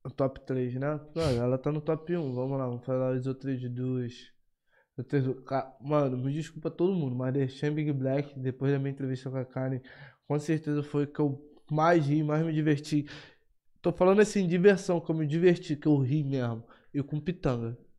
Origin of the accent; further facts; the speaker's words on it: Rio de Janeiro, Brazil; Eu sou do Rio de Janeiro